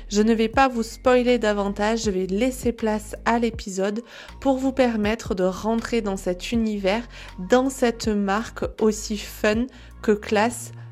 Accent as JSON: {"language": "French", "town": "Grenoble", "region": "Auvergne-Rhône-Alpes", "country": "France", "tie": "born or raised there", "moved": "yes", "lives_now": "Clermont-Ferrand, France", "said": "Non, je suis de Grenoble à la base."}